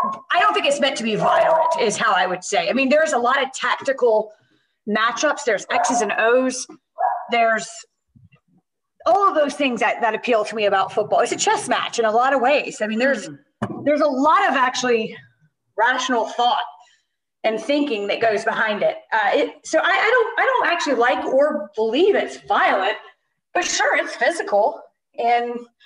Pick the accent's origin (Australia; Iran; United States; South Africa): United States; the South; moved away; also born or lived in New York area; I'm from the South